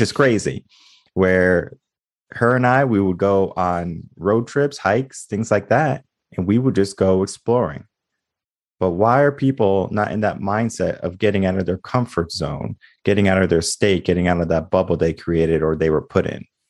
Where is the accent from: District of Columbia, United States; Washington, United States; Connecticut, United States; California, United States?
Connecticut, United States; now in Austin, United States; I'm from Connecticut originally